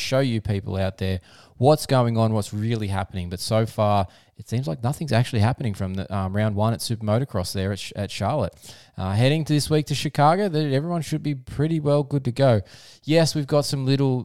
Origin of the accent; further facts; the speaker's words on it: Australia; as an Aussie fan